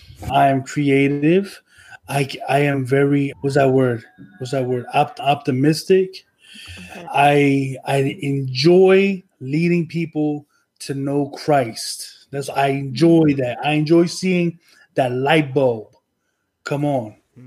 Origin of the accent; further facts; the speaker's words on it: Trenton, New Jersey, United States; Yeah, I was born in Trenton, New Jersey, on June 3rd in 1985.